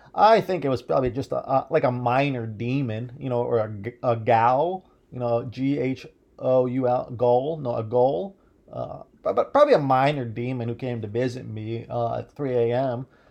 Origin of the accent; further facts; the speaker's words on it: Midwest, United States; I was born in the Midwest